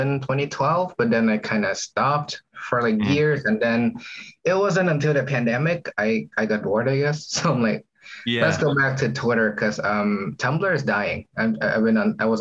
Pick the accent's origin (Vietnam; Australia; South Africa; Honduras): Vietnam; English is a second language; moved away as an adult; now in Toronto, Canada; I was living in Vietnam at the time